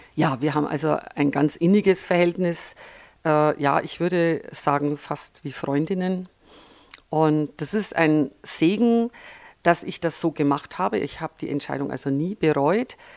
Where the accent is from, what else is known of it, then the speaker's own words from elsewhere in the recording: Franconia, Bavaria, Germany; accent: Franconian; moved away as an adult; also born or lived in Upper Palatinate / Nuremberg; now in Füssen, Germany; ich bin in der Oberpfalz geboren, habe aber meine Schulzeit, meine Studienzeit und auch einen Großteil meiner beruflichen Zeit im Frankenland verbracht. Speziell in Oberfranken und Mittelfranken